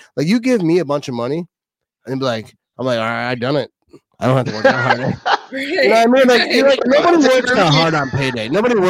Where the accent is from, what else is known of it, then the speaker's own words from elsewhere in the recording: Wisconsin, United States; because I'm from Wisconsin